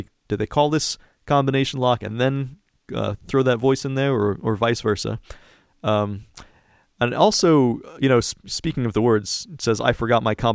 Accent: DC suburbs, East Coast, United States; moved away as an adult; now in California, United States; I grew up on the East Coast in like the DC suburbs. Just moved out here a few years ago

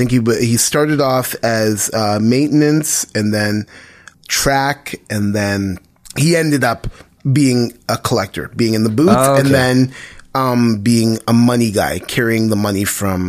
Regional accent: Oshawa, Ontario, Canada; also born or lived in Toronto; I was born in Toronto, East General. Lived in Toronto for 2 years, first 2 years of my life. My folks got divorced, and my mom and I moved out to Oshawa. Two years old

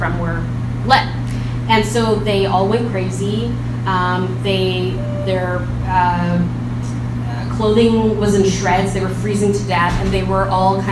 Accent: Edmonton, Alberta, Canada; I was born in Edmonton, Alberta

